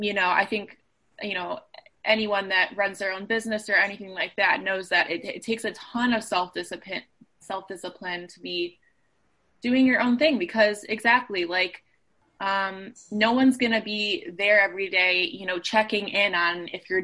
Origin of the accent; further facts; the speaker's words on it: Cleveland, Ohio, United States; moved away as an adult; now in Chicago, United States; I grew up in Cleveland, Ohio and moved to Chicago for school